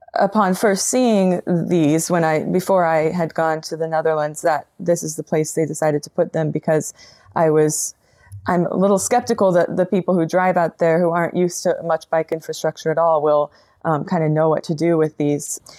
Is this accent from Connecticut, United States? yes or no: no; Colorado, United States; now in Portland, United States; I am from Colorado originally